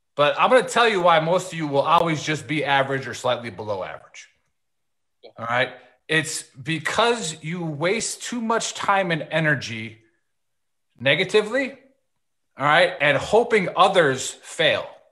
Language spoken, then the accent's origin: English; Milwaukee, Wisconsin, United States; I am from Milwaukee